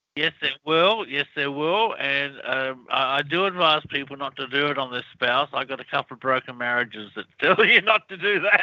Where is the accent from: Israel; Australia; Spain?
Australia; moved away as an adult; also born or lived in United States; Australia, which is obviously where I'm from, but as you can tell by my accent.